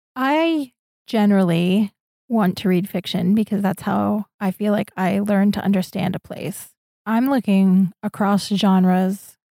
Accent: Orwigsburg, Pennsylvania, United States; moved away as an adult; also born or lived in Syracuse / Escondido / San Francisco; now in Prague, Czechia; I grew up in Orwigsburg, Pennsylvania, and I lived there until I was eighteen

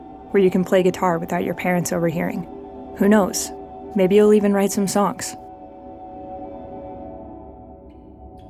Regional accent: Joplin, Missouri, United States; now in Somerville, United States; I live in Somerville, Massachusetts now, and I grew up in Joplin, Missouri

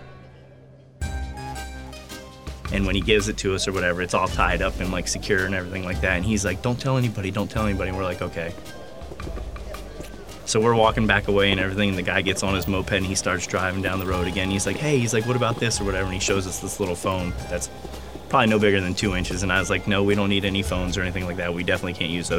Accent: Sarasota, Florida, United States; I'm from Sarasota, Florida

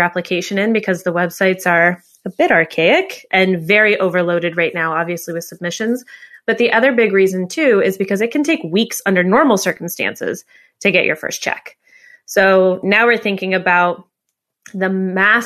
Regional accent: United States; also born or lived in New York; I'm an American, live in New York

